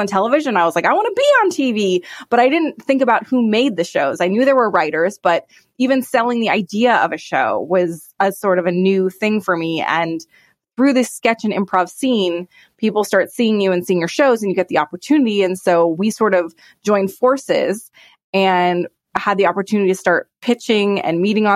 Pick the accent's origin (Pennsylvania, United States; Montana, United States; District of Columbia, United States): Montana, United States; moved away; also born or lived in Madison, Wisconsin; Growing up in Montana, there was just so much theater.